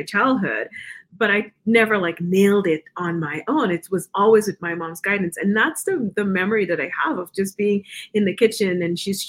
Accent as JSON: {"language": "English", "country": "Guyana", "tie": "born or raised there", "also_born_or_lived": "New York, United States", "moved": "as an adult", "lives_now": "Denver, United States", "said": "I grew up in Guyana. I moved to the U.S. when I was about 18 and went to college in New York."}